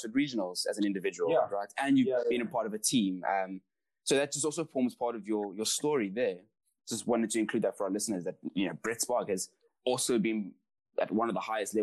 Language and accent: English; Pretoria, Gauteng, South Africa; I came from Pretoria